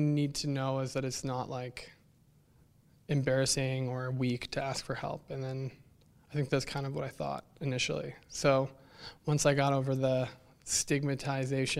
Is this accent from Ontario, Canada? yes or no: yes; Thunder Bay, Ontario, Canada; I grew up in Thunder Bay